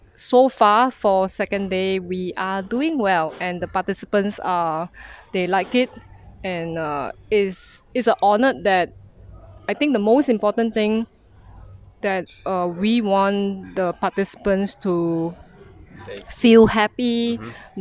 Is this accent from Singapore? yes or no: yes; Singapore; from Singapore